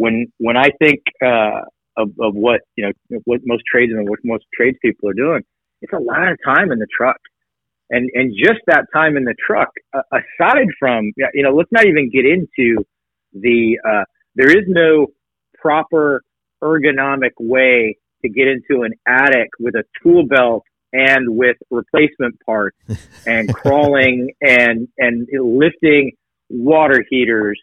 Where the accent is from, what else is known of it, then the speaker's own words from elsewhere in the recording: Tehachapi, California, United States; also born or lived in Redondo Beach, California; I was born in Redondo Beach, California. I spent my formative years in a little town called Tehachapi.